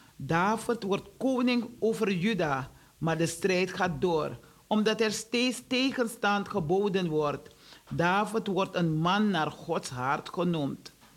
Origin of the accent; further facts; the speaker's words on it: Suriname; now in Netherlands; ik woon wel in, Surina in eh, Nederland. Ik, ik blijf in Nederland, zeg ik. Ik woon in Suriname, want daar is mijn huis. Daar is mijn geboorteland.